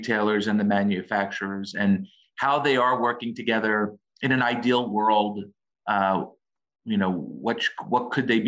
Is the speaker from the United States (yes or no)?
yes; New York City, New York, United States; also born or lived in Newark; I grew up in the Bronx